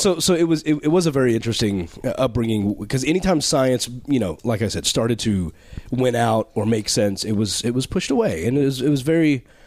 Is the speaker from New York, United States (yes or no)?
no; Texas, United States; I was born and raised in Texas